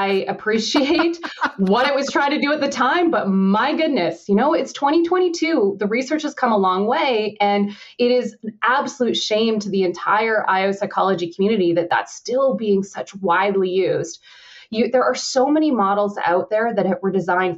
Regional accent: Canada; I'm Canadian

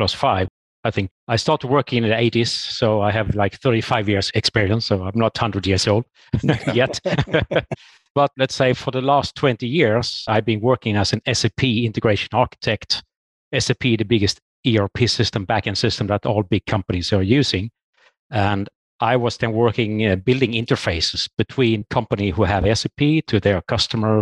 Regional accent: Sweden; moved away as an adult; now in Norway; I'm from Sweden myself and got this opportunity for a job in Norway

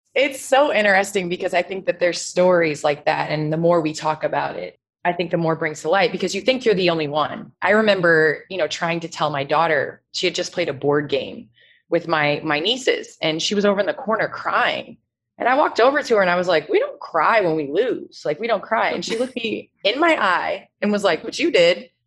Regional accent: Chicago, Illinois, United States; I grew up in the Chicagoland area

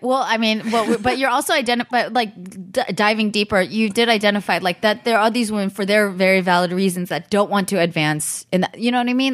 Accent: Bay Area, California, United States; now in Los Angeles, United States; I grew up in the Bay Area

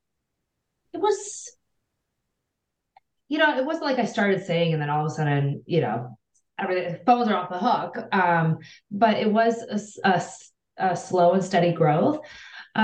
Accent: Cleveland, Ohio, United States; I'm from Cleveland, Ohio

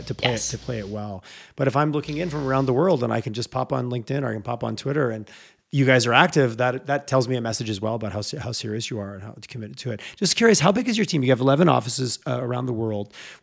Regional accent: Quebec, Canada; moved away as an adult; now in Alberta, Canada; growing up in Quebec, moved here.

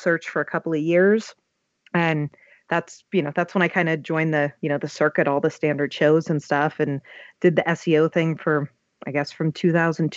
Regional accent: Pittsburgh, Pennsylvania, United States; I'm from Pittsburgh

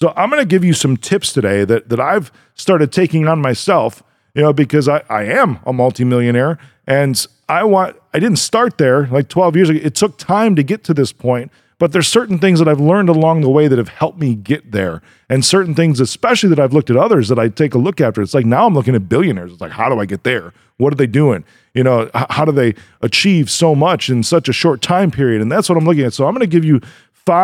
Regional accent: Chicago, Illinois, United States; I'm from Chicago

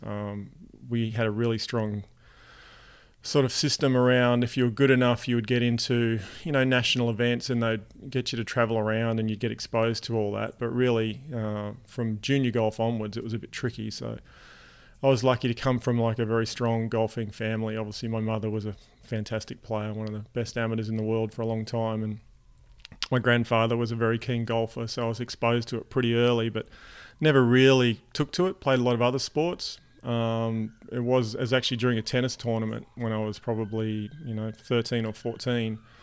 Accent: Tasmania, Australia; I grew up in Tasmania, Australia.

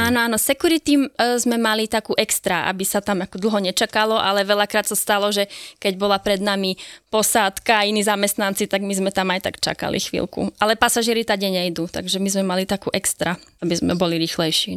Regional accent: Slovakia; som Slovenka

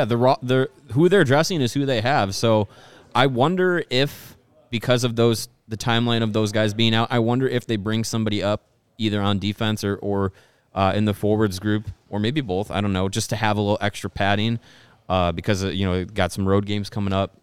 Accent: Wisconsin, United States; born or raised there

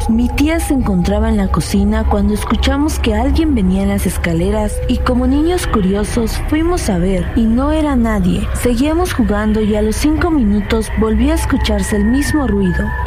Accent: Santa María Huatulco, Oaxaca, Mexico; now in Oaxaca, Mexico; Soy originaria de Santa María Huatulco, pero tiene siete años que radico en Oaxaca.

